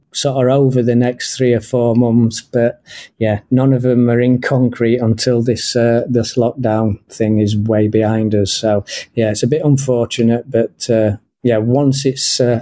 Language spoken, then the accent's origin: English; Sheffield, Yorkshire and the Humber, United Kingdom; now in Japan; So I'm originally from Sheffield in England.